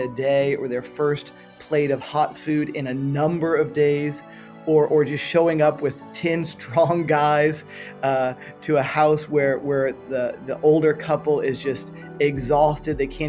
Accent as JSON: {"language": "English", "town": "Miami", "region": "Florida", "country": "United States", "tie": "born or raised there", "also_born_or_lived": "San Francisco / Western Europe", "moved": "as an adult", "said": "Born and raised in Miami, Florida"}